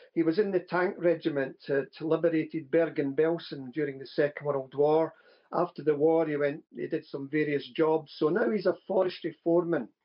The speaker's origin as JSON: {"language": "English", "region": "Scotland", "country": "United Kingdom", "tie": "born or raised there", "said": "growing up in Scotland"}